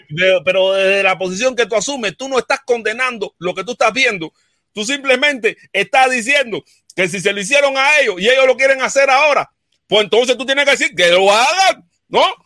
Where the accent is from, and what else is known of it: Cuba